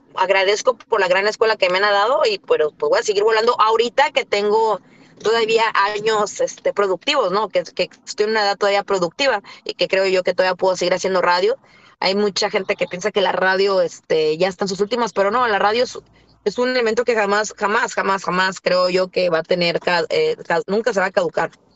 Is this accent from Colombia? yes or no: no; Rosarito, Baja California, Mexico; Yo soy de Rosarito